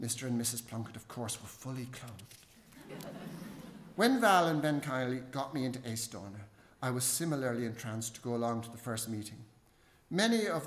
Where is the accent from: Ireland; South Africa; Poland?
Ireland; Dublin, Leinster; at school in CUS, there was a wondrous boy in my class called Vadim.